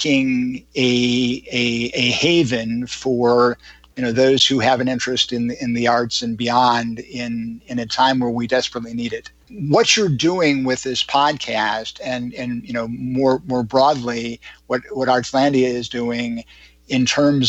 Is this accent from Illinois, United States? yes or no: yes; Chicago, Illinois, United States; moved away; I'm originally from Chicago